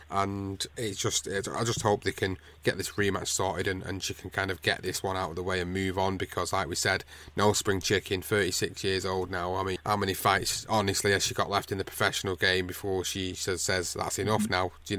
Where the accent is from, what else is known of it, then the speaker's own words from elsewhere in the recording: United Kingdom; as a British guy